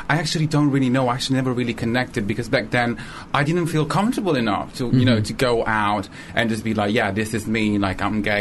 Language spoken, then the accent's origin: English; Rome, Lazio, Italy; moved away as an adult; now in London, United Kingdom; I'm 23 years old and I'm originally from Rome, Italy, and I moved here in London 5 years ago.